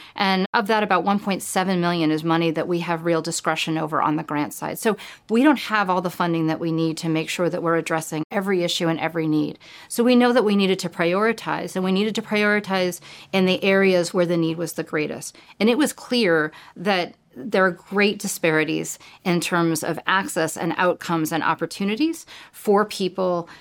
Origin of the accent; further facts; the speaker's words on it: California, United States; moved away as an adult; now in Connecticut, United States; I grew up in California